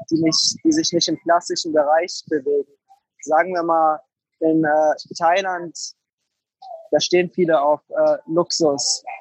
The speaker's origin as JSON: {"language": "German", "town": "Frankfurt", "region": "Hesse", "country": "Germany", "also_born_or_lived": "Zürich, Switzerland", "said": "Nee, ich komme aus Frankfurt, aber unser erstes Airbnb haben wir in äh, Zürich gestartet."}